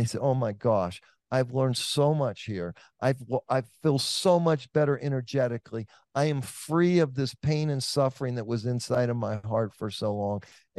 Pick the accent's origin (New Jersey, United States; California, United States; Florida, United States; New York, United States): California, United States; Oakland; you're in Atlanta, I'm from Oakland.